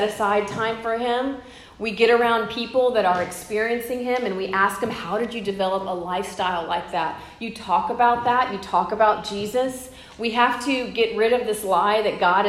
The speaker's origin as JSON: {"language": "English", "town": "Corpus Christi", "region": "Texas", "country": "United States", "tie": "born or raised there", "moved": "yes", "said": "I'm from Corpus Christi, it's where I've grown up"}